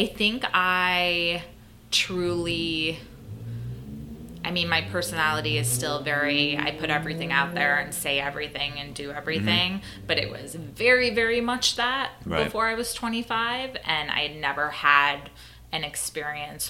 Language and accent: English; Minnesota, United States; I grew up in Minnesota